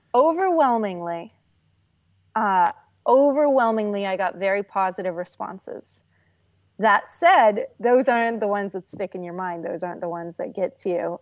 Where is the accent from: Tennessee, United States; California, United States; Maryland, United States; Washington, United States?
California, United States; moved away; also born or lived in Norway; I grew up in California, and when I was a kid, my family lived in Norway.